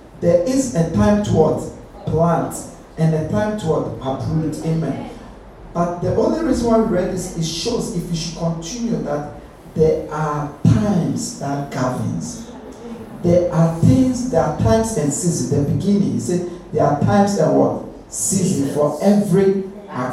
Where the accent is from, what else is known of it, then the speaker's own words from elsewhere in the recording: Ghana; now in United Kingdom; Where I grew up in Ghana